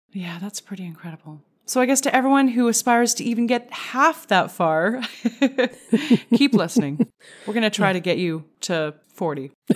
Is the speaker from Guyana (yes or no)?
no; Canada; as a Canadian